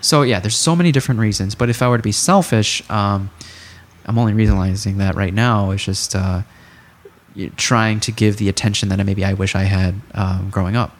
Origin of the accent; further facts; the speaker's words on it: Chicago, Illinois, United States; as a Chicagoan